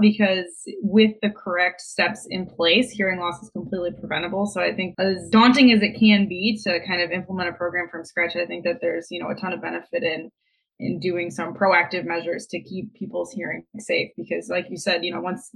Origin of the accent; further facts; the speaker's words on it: Toledo, Ohio, United States; moved away as an adult; now in Columbus, United States; I am born and raised in Toledo.